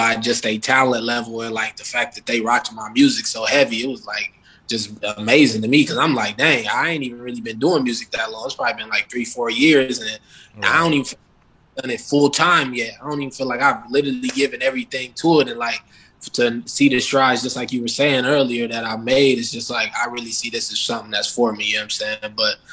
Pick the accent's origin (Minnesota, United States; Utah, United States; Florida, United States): Minnesota, United States; Minneapolis; I'm from Minneapolis